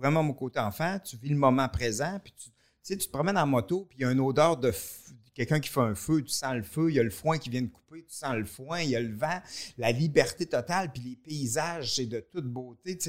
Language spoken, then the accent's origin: French; Victoriaville, Quebec, Canada; also born or lived in Warwick / Montreal; on vient de Victoriaville, moi, puis Michel